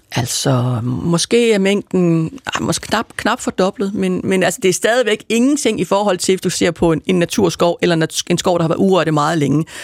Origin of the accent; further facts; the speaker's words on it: Aarhus, Central Denmark Region, Denmark; now in Copenhagen, Denmark; Jeg kommer oprindeligt fra Jylland, fra Aarhus, men jeg har boet det meste af mit liv i København